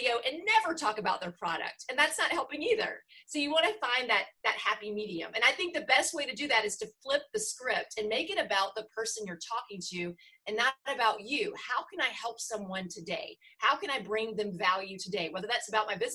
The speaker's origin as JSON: {"language": "English", "region": "the South", "country": "United States", "said": "I'm from the South"}